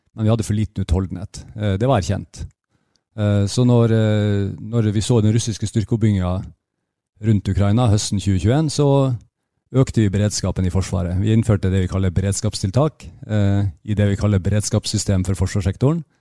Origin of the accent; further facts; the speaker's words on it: Bjerkvik, Nordland, Norway; Jeg vokste opp i Nord-Norge. Eh, i Bjerkvik, like ved Narvik.